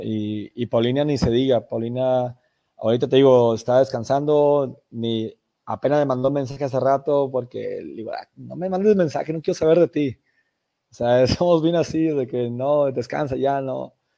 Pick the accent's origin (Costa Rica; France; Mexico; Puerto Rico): Mexico; como mexicanos